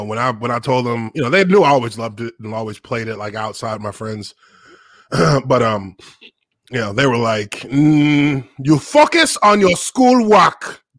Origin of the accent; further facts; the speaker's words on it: Dallas, Texas, United States; moved away as an adult; also born or lived in Indiana / Jacksonville, Florida; I grew up in Dallas, man. I'm from Dallas, Texas originally. You know, my parents are from Nigeria. So, you know, I came up in Dallas.